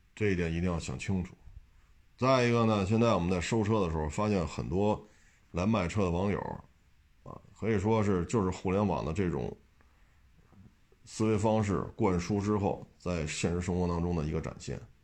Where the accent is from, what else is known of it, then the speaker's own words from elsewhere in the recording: China; 我们中国人不能说就必须啊不许吃鱼、虾、螃蟹